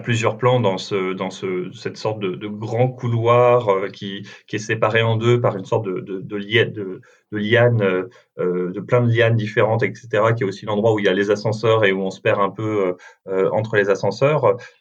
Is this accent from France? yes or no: yes; France; en tant que Français